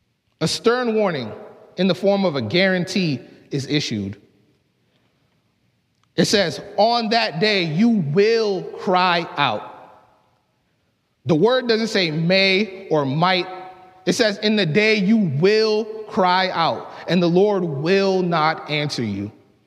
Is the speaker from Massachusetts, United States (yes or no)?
yes; Boston, Massachusetts, United States; I grew up in the Mattapan neighborhood of Boston, a rough and tough inner-city community.